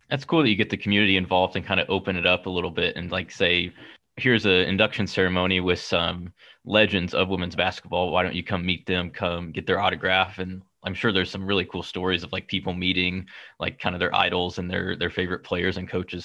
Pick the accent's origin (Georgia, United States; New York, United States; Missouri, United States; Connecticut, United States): Missouri, United States; Kansas City; I'm from Kansas City